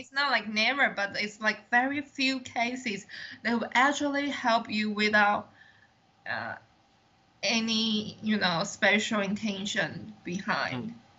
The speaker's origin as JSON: {"language": "English", "country": "Taiwan", "second_language": "English", "said": "I'm the one from Taiwan"}